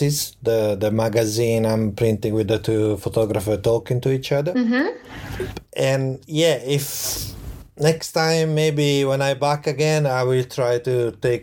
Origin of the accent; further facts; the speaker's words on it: Florence, Tuscany, Italy; English is a second language; moved away as an adult; now in Tokyo, Japan; I grew up in Florence, in Italy.